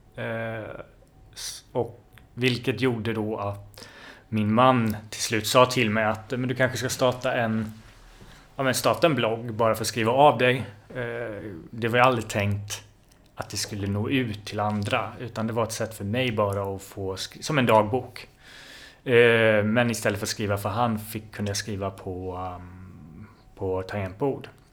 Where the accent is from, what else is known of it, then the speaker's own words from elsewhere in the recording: Jönköping, Jönköping County, Sweden; moved away as an adult; also born or lived in Linköping / Stockholm; Jag kommer från början från Jönköping. Mm. Där jag är född och uppväxt.